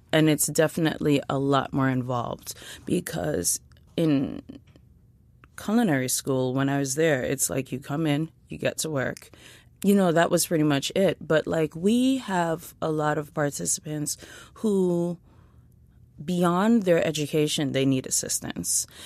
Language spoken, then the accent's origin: English; New York City, New York, United States; I grew up in East Flatbush, Brooklyn.